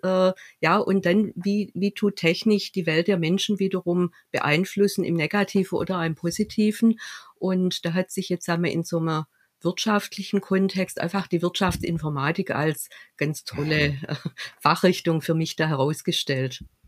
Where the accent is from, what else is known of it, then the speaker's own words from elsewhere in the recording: Stuttgart, Baden-Württemberg, Germany; aus Stuttgart